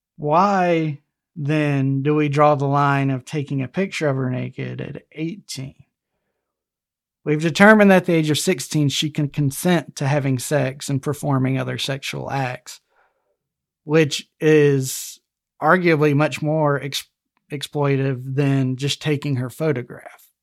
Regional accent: Alabama, United States; Alabama, my home state here

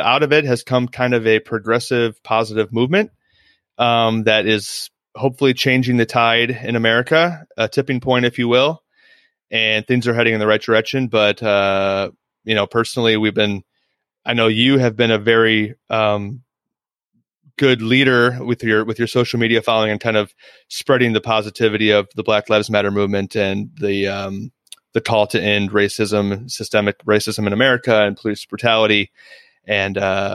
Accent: Central Illinois, United States; moved away; I'm from Central Illinois, which is a very rural, borderline hillbilly part of Illinois, for lack of a better term. And I grew up with kids and families who were racist

